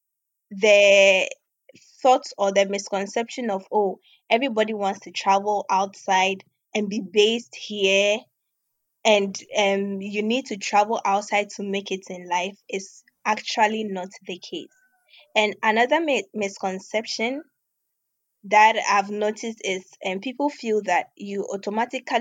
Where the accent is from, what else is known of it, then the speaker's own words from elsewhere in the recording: Obuasi, Ashanti, Ghana; moved away as an adult; also born or lived in Volta Region, Ghana / Accra, Ghana; now in Russia; I hail from the Volta region of Ghana. But basically, I grew up in Obuasi, which is also in Ghana, with my parents and my brothers. So later on, we relocated to Accra when I was just 12 years old.